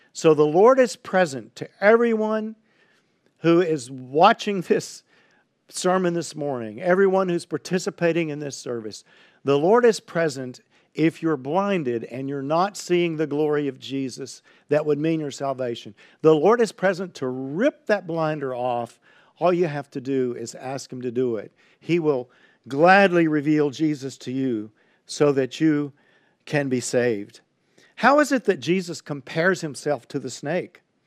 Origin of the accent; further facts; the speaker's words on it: Highlands, Texas, United States; I grew up in Highlands, Texas, on the east bank of the San Jacinto River